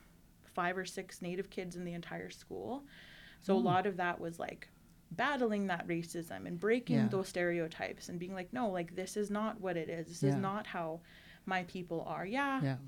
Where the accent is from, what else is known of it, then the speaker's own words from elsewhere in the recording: Edmonton, Alberta, Canada; also born or lived in Wabasca, Bigstone Cree Nation / Cadotte Lake / Peace River; I grew up in urban settings. Most of my life I lived in Edmonton, Alberta.